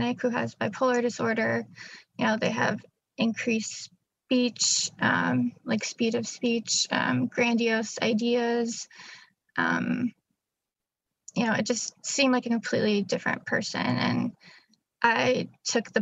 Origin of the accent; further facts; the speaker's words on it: Chicago, Illinois, United States; I'm from Illinois, Chicagoland